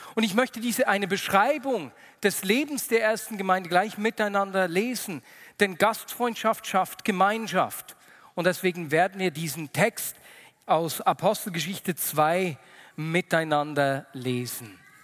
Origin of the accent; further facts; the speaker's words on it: Switzerland; bei uns in der Schweiz